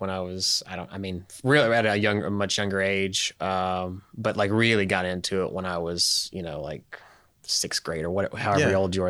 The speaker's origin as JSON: {"language": "English", "town": "Bristol", "country": "United States", "lives_now": "Knoxville, United States", "said": "No, I'm from Bristol."}